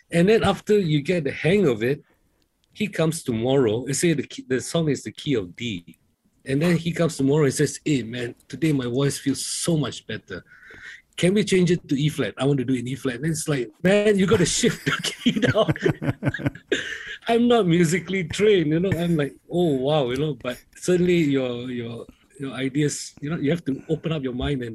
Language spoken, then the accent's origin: English; Penang, Malaysia; us growing up in Penang